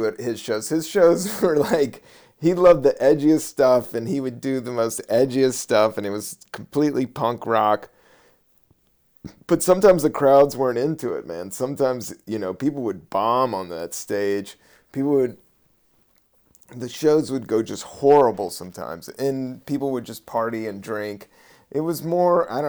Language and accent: English; United States; I'm from Virginia and DC